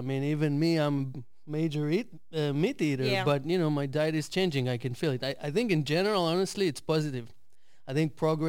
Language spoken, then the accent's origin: English; Haifa, Haifa District, Israel; I'm from Haifa.